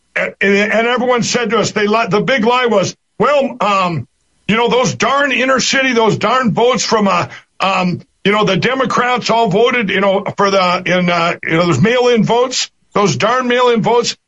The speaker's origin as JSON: {"language": "English", "region": "Minnesota", "country": "United States", "tie": "born or raised there"}